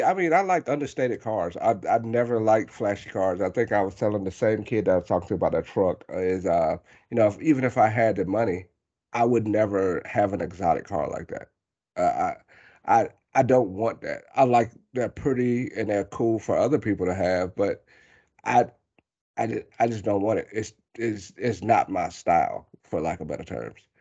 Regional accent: Ellery, South Carolina, United States; moved away; I grew up partially in Ellery, South Carolina.

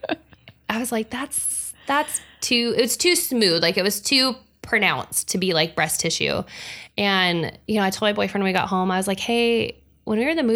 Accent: Salt Lake City, Utah, United States; born there; also born or lived in Huntington Beach / Hawaii; I was born in Salt Lake City. It's where my mother's family is from. My dad's family is from Huntington Beach. We bounced back and forth a little bit. I lived in Hawaii for a couple of years

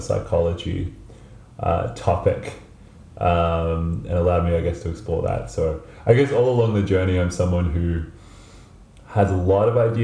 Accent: Melbourne, Victoria, Australia; moved away; I'm from Melbourne, Australia, originally

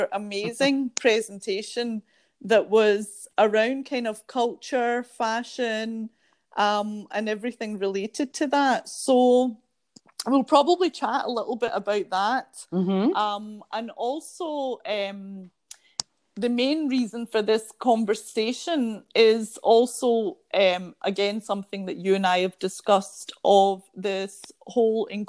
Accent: Scotland, United Kingdom; now in Belgium; It's a mix of the Scottish, being born in Scotland, but having parents from Asia, but then living here in Belgium.

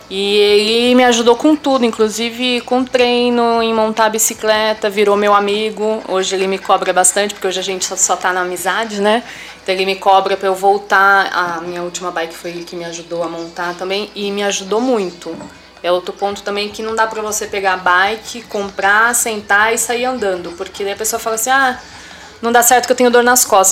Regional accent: Jacareí, São Paulo, Brazil; moved away as an adult; also born or lived in Santo André; now in Guararema, Brazil; Sou natural de Santo André, do Grande ABC. Vim para Jacareí com 5 anos de idade, que meu pai foi transferido, e cresci em Jacareí

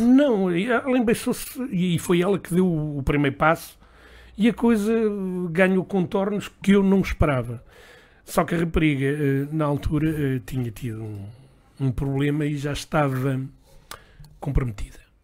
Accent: Lisbon, Portugal; nasci em Lisboa, eh, filho de, de uma mãe lentejana e de um pai eh, da zona de Castelo Branco

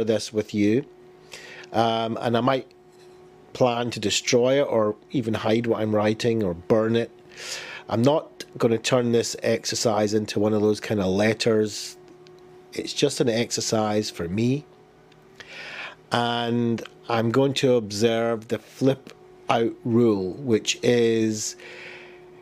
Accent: Glasgow, Scotland, United Kingdom; I was born in Glasgow, I grew up, I was bullied as a child

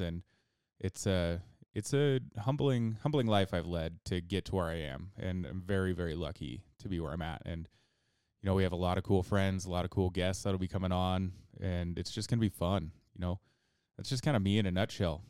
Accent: Idaho, United States; also born or lived in Twin Falls, Idaho; I was born and raised in Idaho, and, uh, you know, I've lived here for pretty much my entire life

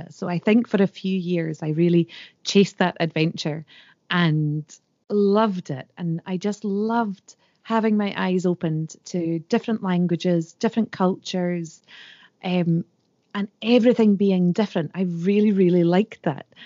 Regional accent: Scotland, United Kingdom; And the longer I was away from Scotland, the mm-hmm. more proud I became of my tradition and language.

